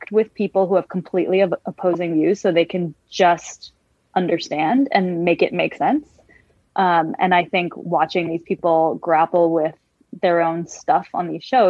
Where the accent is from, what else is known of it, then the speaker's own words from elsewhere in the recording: San Francisco, California, United States; I grew up in San Francisco in a very diverse community